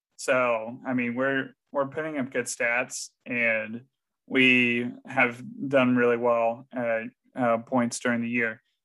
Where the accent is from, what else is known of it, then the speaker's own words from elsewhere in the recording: San Antonio, Texas, United States; my hometown, the San Antonio